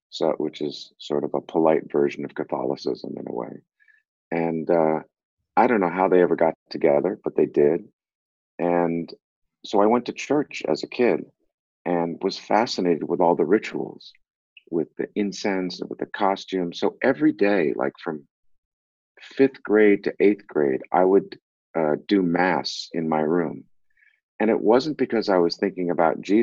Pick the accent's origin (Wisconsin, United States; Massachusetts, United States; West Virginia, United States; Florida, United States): Massachusetts, United States; Boston; also born or lived in Brooklyn Heights, New York; when we were seven, we moved to Boston.